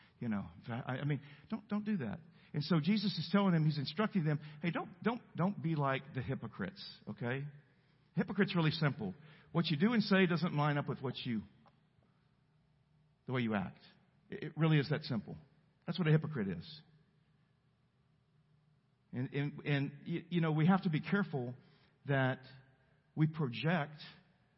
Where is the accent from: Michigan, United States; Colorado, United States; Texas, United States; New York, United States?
Texas, United States; El Campo; I'm from El Campo, Texas. We don't have mountains. We have rice canals, flat fields